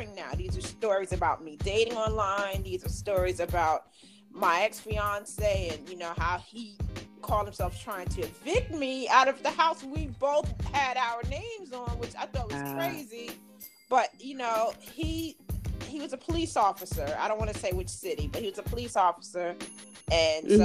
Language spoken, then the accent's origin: English; New York, United States; also born or lived in Maryland / North Carolina; now in Charlotte, United States; I'm from New York, but I lived in Maryland for a few years